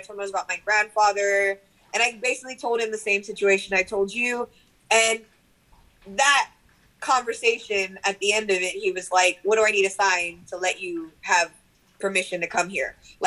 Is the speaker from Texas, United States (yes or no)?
yes; Bishop, Texas, United States; I'm from the Monte. Like I am like from the ranch out here in like the flatlands. That's what I call Bishop